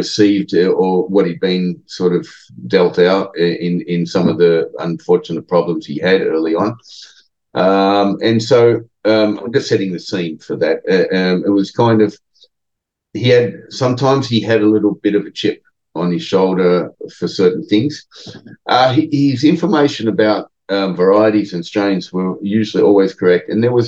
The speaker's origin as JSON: {"language": "English", "country": "Australia", "moved": "yes", "said": "in a foreign country where we're both Australian"}